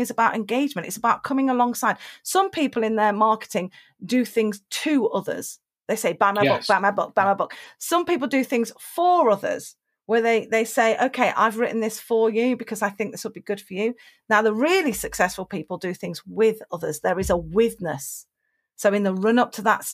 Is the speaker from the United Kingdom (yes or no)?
yes; United Kingdom; being British